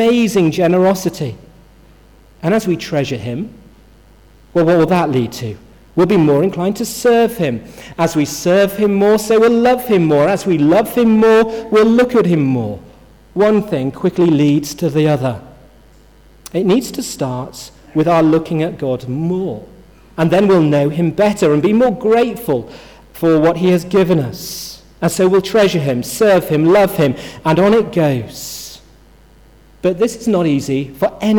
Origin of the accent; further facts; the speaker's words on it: Yorkshire and the Humber, United Kingdom; I'm from Yorkshire, which I am